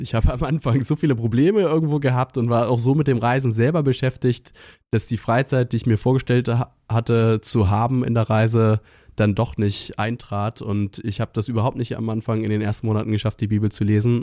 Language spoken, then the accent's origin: German; Northern Germany, Germany; ich komme aus Norddeutschland